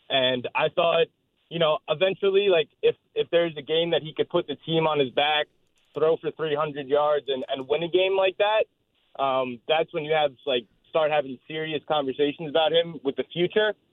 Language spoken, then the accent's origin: English; New Hyde Park, New York, United States; now in Babylon, United States; I'm actually from New Hyde Park, but right now I'm in Babylon.